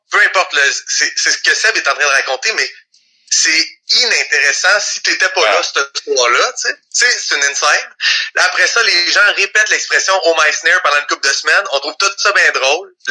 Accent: Le Gardeur, Quebec, Canada; on vient du Le Gardeur

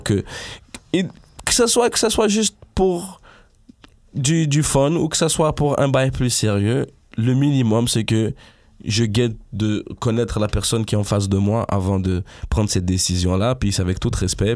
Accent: Montreal, Quebec, Canada; je suis de l'Ouest de Montréal

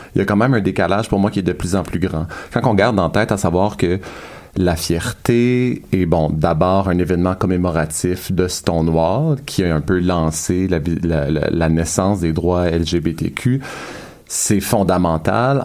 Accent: L'Ange-Gardien, Quebec, Canada; je viens de l'Ange Gardien, un village de deux mille habitants

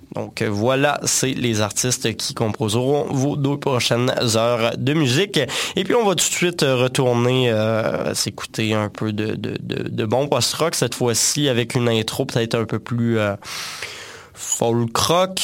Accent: Quebec, Canada; de chez nous au Québec

